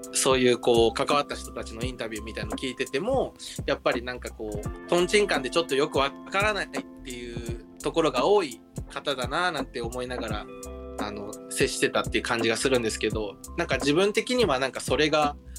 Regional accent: Nagaoka, Niigata, Japan; moved away; 私の故郷が新潟県の長岡

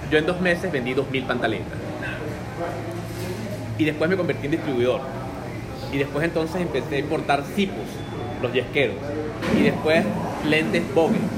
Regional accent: Venezuela; algo que estaba considerado en mi país una, una profesión para eh, personal de servicio y mucho peor con el lenguaje que utilizamos en Venezuela es una profesión para cachifos.

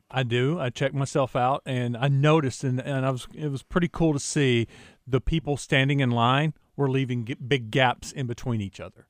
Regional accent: Jacksonville, Arkansas, United States; my hometown in Jacksonville

